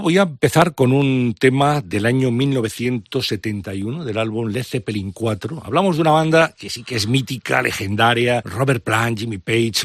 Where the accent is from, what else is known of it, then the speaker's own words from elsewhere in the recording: Valladolid, Castile and León, Spain; empecé a escuchar discos con 12, 13 años en, Valladolid, de allí